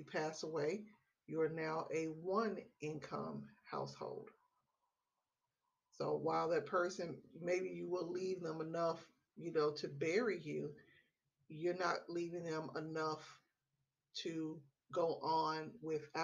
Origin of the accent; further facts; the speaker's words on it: Memphis, Tennessee, United States; now in Texas, United States; I live in the great state of Texas. I'm originally from Memphis, Tennessee